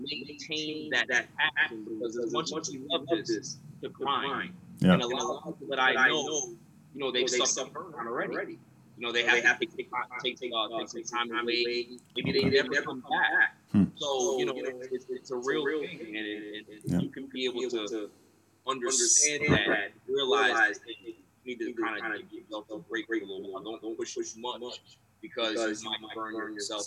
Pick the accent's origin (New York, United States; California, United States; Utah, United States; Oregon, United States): New York, United States; New York City; also born or lived in Brooklyn, New York; now in Long Island, United States; I've been in Queens when I was five